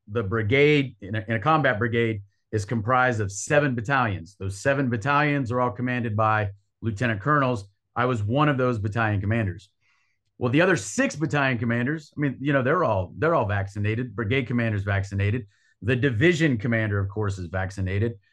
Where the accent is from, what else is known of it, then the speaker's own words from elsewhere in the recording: North Carolina, United States; I'm from North Carolina